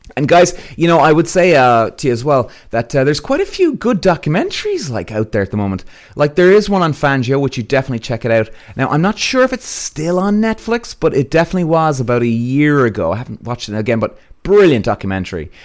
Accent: England, United Kingdom; growing up in English karting.

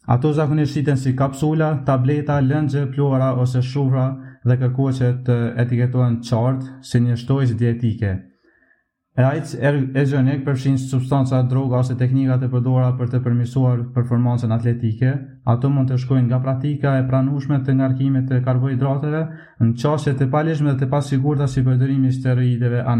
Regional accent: Drenas, Kosovo; Unë jam 20 vjeqar, jam nga Drenasi, Komuna Prishtines

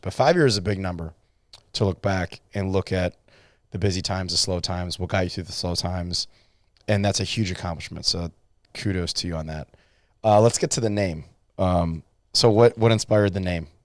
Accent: Cleveland, Ohio, United States; I'm from Cleveland, Ohio

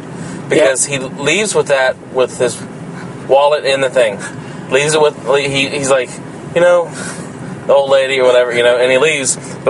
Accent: Edna, Texas, United States; now in Ganado, United States; we're from Texas, in South Texas

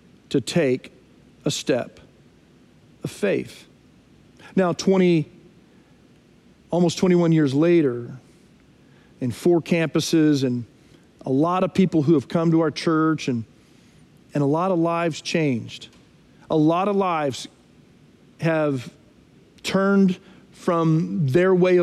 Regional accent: Texas, United States; moved away as an adult; also born or lived in Nashville, Tennessee; now in Frisco, United States; We're from Texas originally, but we came from Nashville, Tennessee

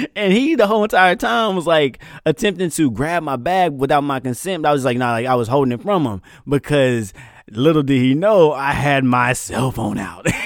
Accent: Texarkana, Texas, United States; moved away as an adult; also born or lived in Higashiosaka, Japan; I'm from East Texas, and if you don't know anything about East Texas, we got a lot of back roads and a lot of piney woods

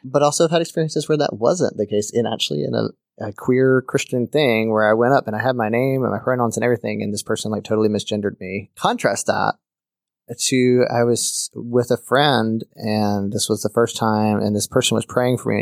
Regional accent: Birmingham, Alabama, United States; I grew up in Birmingham, Alabama

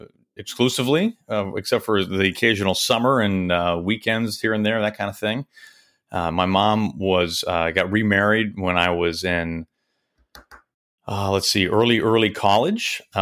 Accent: Kansas City, United States; also born or lived in Wichita, Kansas; I moved to Kansas City when I was just a baby. I don't even remember Wichita. And I lived in Kansas City until I was in about jun

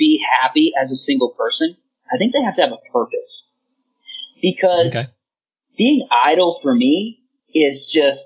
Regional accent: United States; I can apply myself as an American for my country

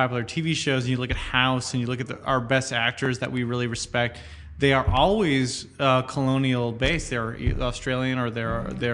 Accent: United States; I'm an American

